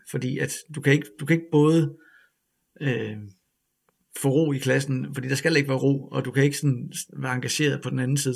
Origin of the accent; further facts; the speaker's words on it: Ribe, Southern Denmark, Denmark; moved away; Jeg kommer fra Ribe